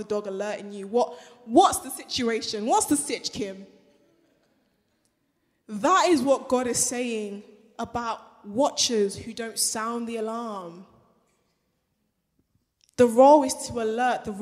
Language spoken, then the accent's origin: English; Nigeria; moved away; I'm Nigerian, right? And when you go back home